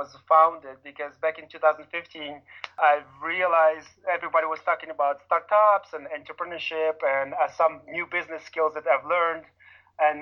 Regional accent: Ukraine; moved away as an adult; now in United States; in Ukraine, I grew up in an orphanage

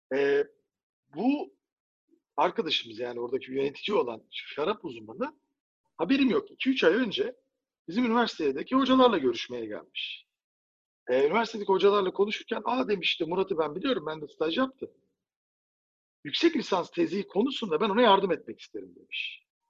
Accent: Turkey; Bir Türk olarak

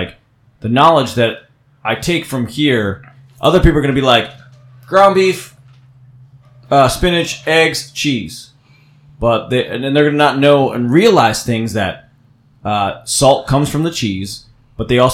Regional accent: New Jersey, United States; I'm from New Jersey

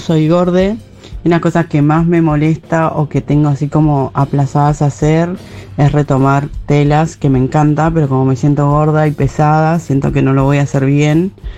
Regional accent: Venezuela; moved away as an adult; also born or lived in Buenos Aires, Argentina; now in Barcelona, Spain; yo vengo de Venezuela y me fui a vivir a Argentina. Ahora voy en Barcelona, pero viví en Argentina por ocho años

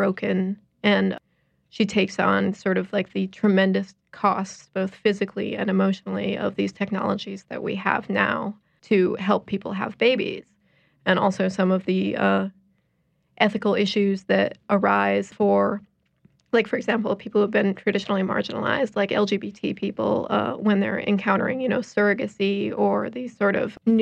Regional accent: Chicago, Illinois, United States; moved away; I am originally from Chicago

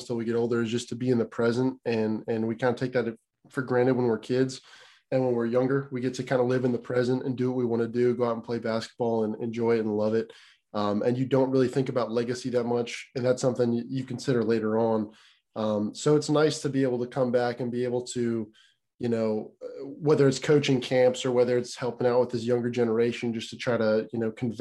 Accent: Tennessee, United States; also born or lived in Pennsylvania / Clay County, Tennessee; When I was five, I moved to Tennessee

